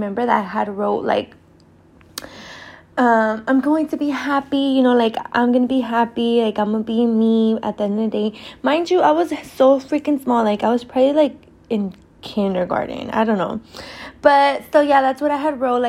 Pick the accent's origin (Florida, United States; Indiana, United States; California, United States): California, United States; Oakland; also born or lived in Berkeley, California; I was born in Berkeley, and I was raised in Oakland my whole life